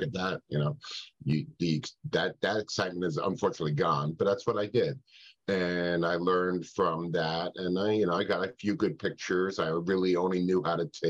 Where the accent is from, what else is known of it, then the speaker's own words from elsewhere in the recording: New York City, New York, United States; I grew up in New York City